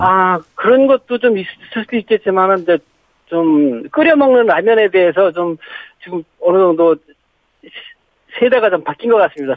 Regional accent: Yongin, Gyeonggi Province, South Korea; now in Gimpo, South Korea; 경기도 용인입니다

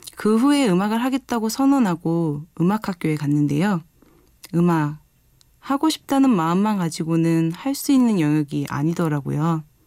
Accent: Seoul, South Korea; moved away as an adult; now in Jecheon, South Korea; 원래는 서울에서 태어나고 자랐는데 부모님이 기농생활로 인해 함께 제천으로 왔어요

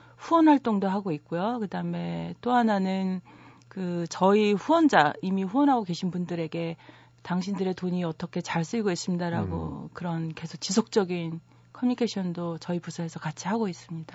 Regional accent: Hwacheon, Gangwon, South Korea; moved away; 저도 강원도 화천에서 자라서

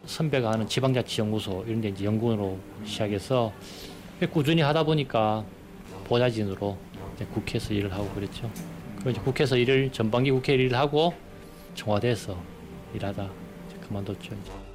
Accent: Andong, North Gyeongsang, South Korea; moved away; 제 고향인 안동에서도

